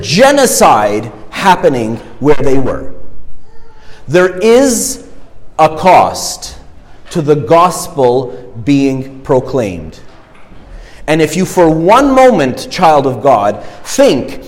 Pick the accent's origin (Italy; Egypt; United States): Egypt; now in Canada; I'm, you know, born in Egypt and I'm ethnically, you know, my ethnic heritage is Egyptian. I'm obviously Canadian now